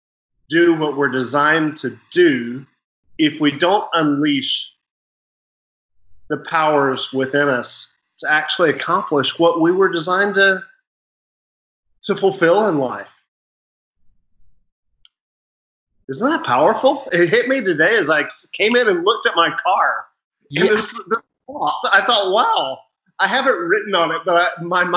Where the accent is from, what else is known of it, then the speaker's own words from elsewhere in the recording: United States; moved away as an adult; also born or lived in Ghana; As an American